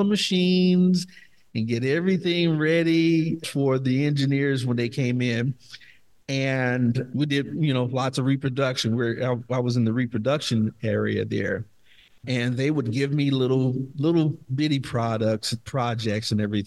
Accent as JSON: {"language": "English", "town": "Dayton", "region": "Ohio", "country": "United States", "said": "I'm from Dayton, Ohio"}